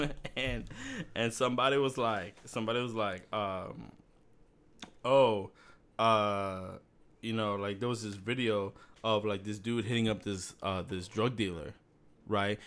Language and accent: English; Miami, Florida, United States; also born or lived in Massachusetts; I was born in Miami